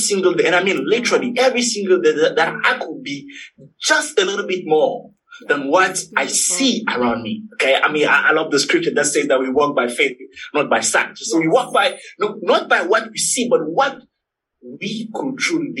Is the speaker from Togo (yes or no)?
yes; Togo; moved away; I'm originally from Togo, T-O-G-O. It's a little country in West Africa.